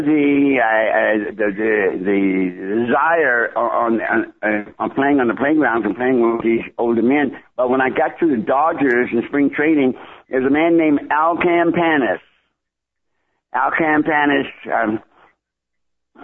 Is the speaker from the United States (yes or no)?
yes; Washington, District of Columbia, United States; I grew up in Washington, D.C.